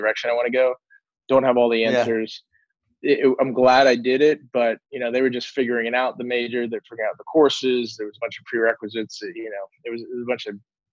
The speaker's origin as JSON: {"language": "English", "town": "Kings Park", "region": "New York", "country": "United States", "tie": "born or raised there", "said": "I grew up in New York on Long Island."}